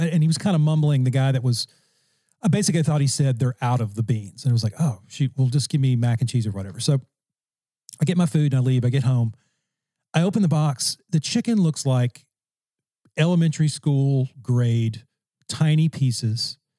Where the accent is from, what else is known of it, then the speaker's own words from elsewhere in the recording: Louisiana, United States; I'm from Louisiana.